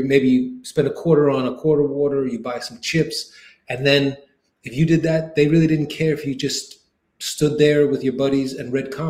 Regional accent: New York City, New York, United States; I grew up in Queens, New York.

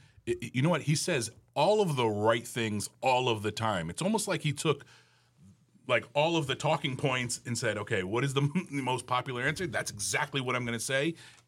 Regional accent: New Jersey, United States; now in Rhode Island, United States; I live in Rhode Island. I'm from New Jersey.

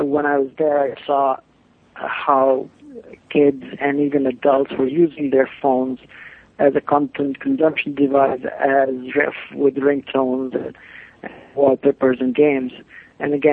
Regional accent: India; moved away as an adult; also born or lived in Bloomington, Indiana / New York / London; now in Los Angeles, United States; I moved from India to U.S.

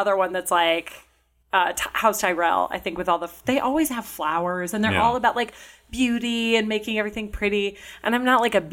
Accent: Minnesota, United States; now in Chicago, United States; I am from Minnesota

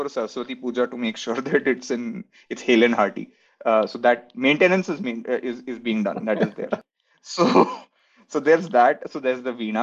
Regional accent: Kolkata, West Bengal, India; I was born in Calcutta, and in heart, it is still Calcutta.

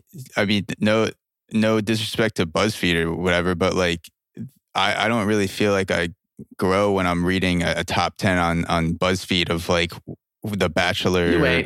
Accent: Plainview, New York, United States; I grew up in Plainview, Long Island, which is, and they called it Plainview because it's like the whitest, most Jewish neighborhood

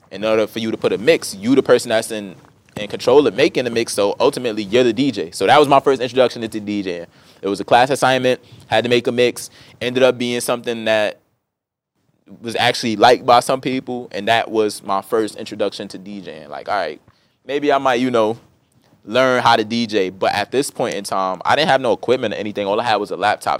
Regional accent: New York City, New York, United States; growing up in Brooklyn was beautiful

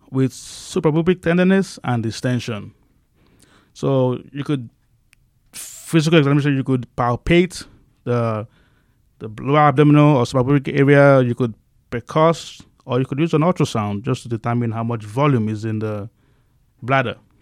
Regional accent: Nigeria; moved away as an adult; now in Bakersfield, United States; I grew up in a humble family back in Nigeria

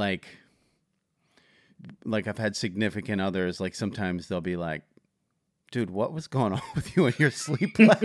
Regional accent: Philadelphia, Pennsylvania, United States; I'm from Philadelphia

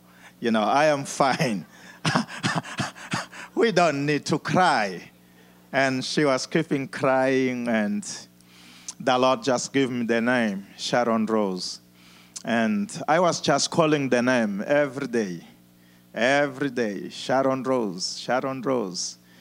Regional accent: Mozambique; moved away as an adult; also born or lived in South Africa; I was born in Mozambique

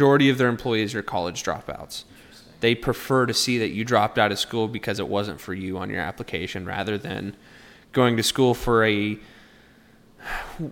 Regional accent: Kearney, Nebraska, United States

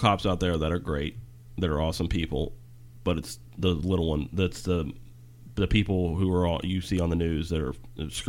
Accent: Virginia, United States; We're from Virginia.

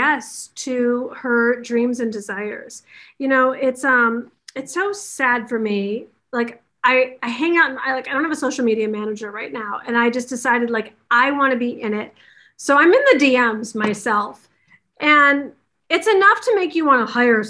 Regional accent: Detroit, Michigan, United States; now in Los Angeles, United States; from Detroit. I'm a school teacher's kid

